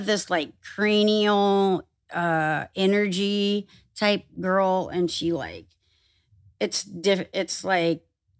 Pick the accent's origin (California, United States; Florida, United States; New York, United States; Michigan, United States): California, United States; I had a pony when I grew up in Orange County. And fruit stands and the city of Orange, orange groves.